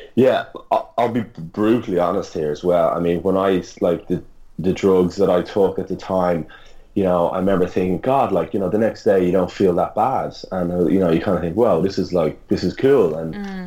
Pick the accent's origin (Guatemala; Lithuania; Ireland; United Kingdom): Ireland; now in Australia; as an Irish person